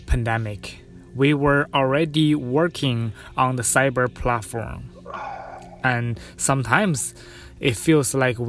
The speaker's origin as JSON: {"language": "English", "country": "China", "moved": "yes", "lives_now": "Toronto, Canada", "said": "Originally, I come from China. Right now, I live in Toronto, Canada."}